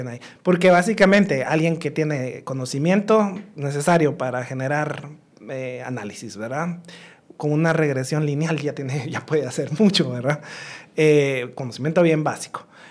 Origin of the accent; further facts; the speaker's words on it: Guatemala; moved away; also born or lived in United States; no crecí en Guatemala, o sea, crecí parte de mi, de infancia, sí, después me fui a estudiar fuera